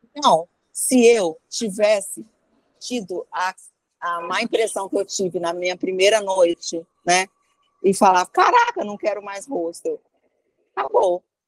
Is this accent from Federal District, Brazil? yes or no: yes; Brasília, Federal District, Brazil; eu morava em Brasília. Eu moro, né? Ah. Sou de ah, Brasília